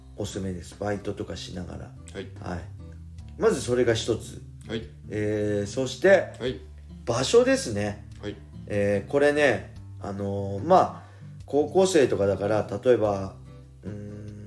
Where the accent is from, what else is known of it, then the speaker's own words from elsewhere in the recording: Tsuchiura, Ibaraki, Japan; 基本は自分の地元の、まあ、茨城県土浦市の